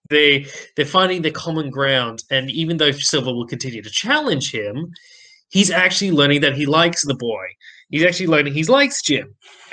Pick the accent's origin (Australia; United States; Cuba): Australia; We're Aussie.